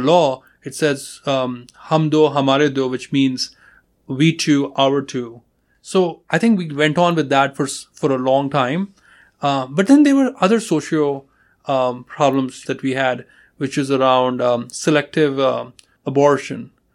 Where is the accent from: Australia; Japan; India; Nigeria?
India; moved away as an adult; now in United States; I'm from India.